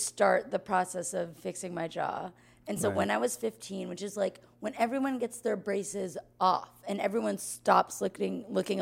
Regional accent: Austin, Texas, United States; I grew up here in Austin

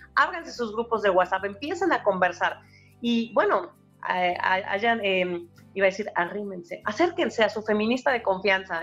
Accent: Mexico; moved away as an adult; also born or lived in Barcelona, Spain; now in United States; yo soy profesora y yo soy mexicana y yo soy latina

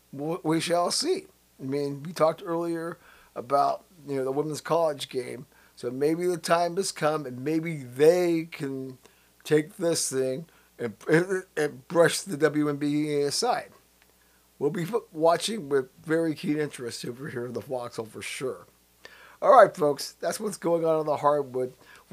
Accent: Missouri, United States; You know, I'm from Missouri. Show me that you can, and then I'll believe it.

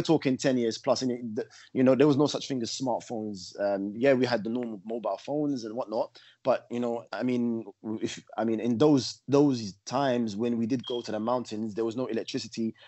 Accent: London, United Kingdom; also born or lived in Morocco (ancestry); grew up uh, in uh, northwest London

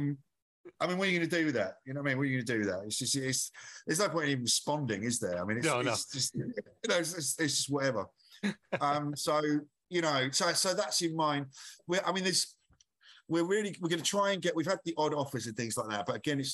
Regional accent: Essex, East of England, United Kingdom; now in London, United Kingdom; So I'm originally from Essex.

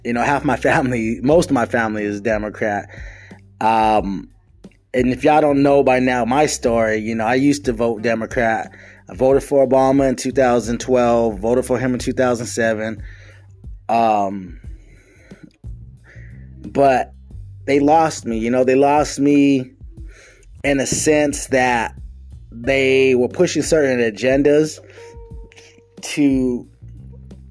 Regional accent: United States; us as American citizens

